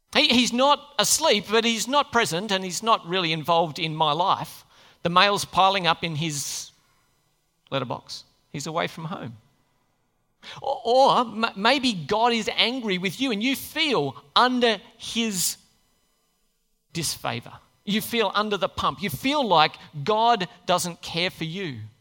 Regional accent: Australia; We just don't take things very seriously here

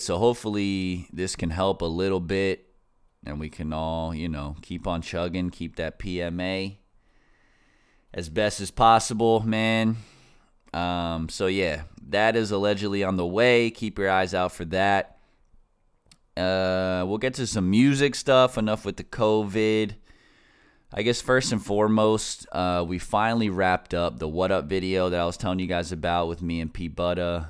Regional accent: Northeast, United States; I grew up in the Northeast, so I'm like, I consider myself an East Coast person

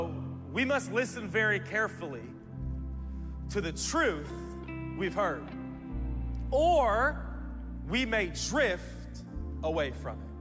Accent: Oregon, United States; I'm from Oregon

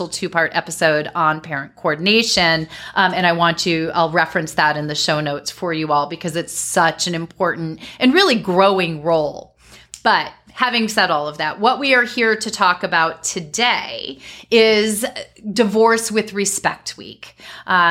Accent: Connecticut, United States; my home state of Connecticut

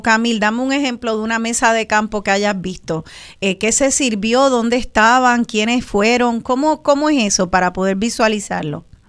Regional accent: Puerto Rico; somos las boricuas y los boricuas

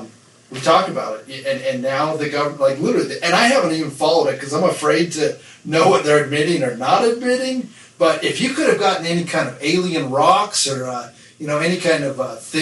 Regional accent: Nevada, United States; I grew up in Nevada. I grew up in Brum.

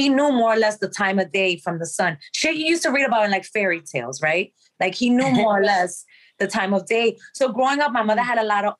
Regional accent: Dominican Republic; So we grew up in the Dominican Republic with a village of old folks that lived in the campo.

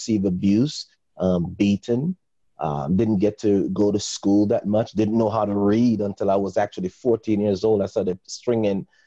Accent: Jamaica; I'm originally from Jamaica

